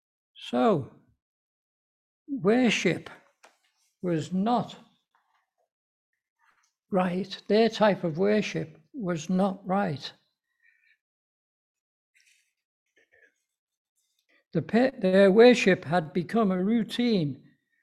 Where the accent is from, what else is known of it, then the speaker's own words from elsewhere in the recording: Liverpool, North West England, United Kingdom; we've come down from Liverpool.